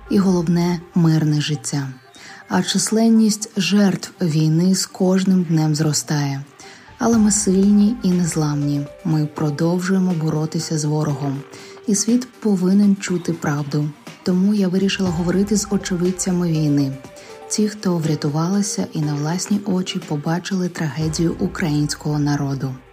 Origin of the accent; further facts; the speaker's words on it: Ukraine; Ми з України.